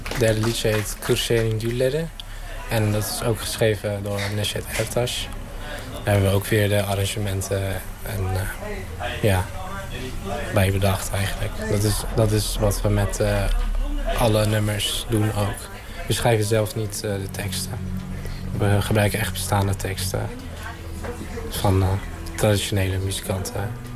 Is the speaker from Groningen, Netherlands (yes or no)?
no; Arnhem, Gelderland, Netherlands; ik kom uit Arnhem en ik speel in de band …